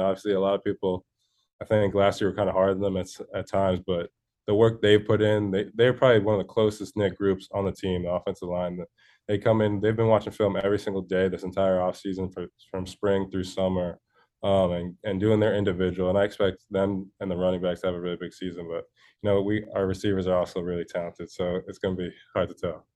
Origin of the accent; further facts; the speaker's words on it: Connecticut, United States; I'm from Connecticut. I've been here, uh, twenty-one years now. So I'm, I'm homegrown. This is my home state